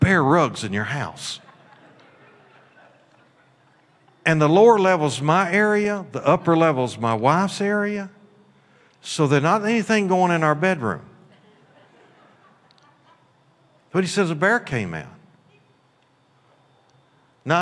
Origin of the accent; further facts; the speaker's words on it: Kentucky, United States; moved away as an adult; also born or lived in Missouri; I'm from Kentucky